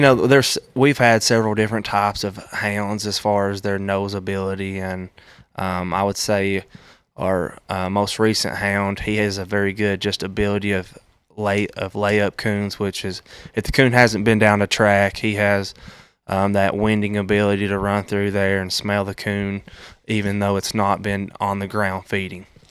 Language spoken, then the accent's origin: English; Tennessee, United States; I grew up in Maude Eagle, Tennessee